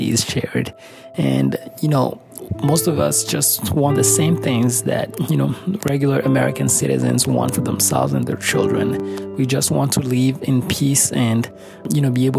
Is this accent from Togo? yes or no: yes; Lomé, Maritime, Togo; also born or lived in Rwanda; now in Buffalo, United States; When I think of home, I think of Lomé, Togo in West Africa.